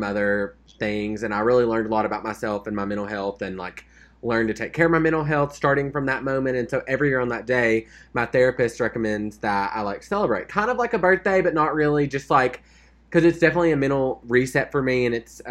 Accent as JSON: {"language": "English", "region": "Arkansas", "country": "United States", "said": "I said, I was from Arkansas"}